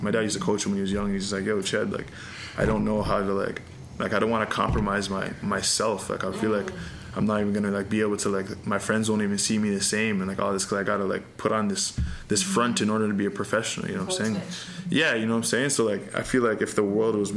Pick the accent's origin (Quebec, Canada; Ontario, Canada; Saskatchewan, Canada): Ontario, Canada; Pickering; I'm from Pickering